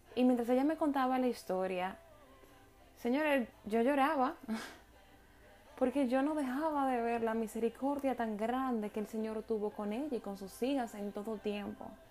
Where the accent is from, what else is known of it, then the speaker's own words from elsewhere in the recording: Dominican Republic; Las dos dominicanas coincidimos